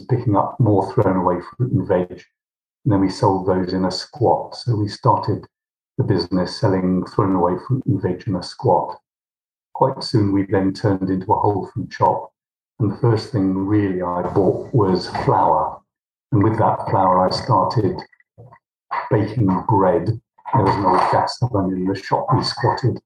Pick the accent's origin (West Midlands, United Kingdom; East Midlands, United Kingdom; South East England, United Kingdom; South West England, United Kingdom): South West England, United Kingdom; Somerset; moved away as an adult; also born or lived in London; I was born in Somerset. I went to school in Millfield.